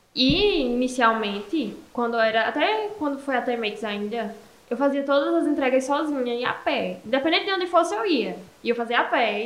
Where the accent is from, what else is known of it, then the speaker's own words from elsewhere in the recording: Esperança, Paraíba, Brazil; eu sou aqui da Cidade de Esperança mesmo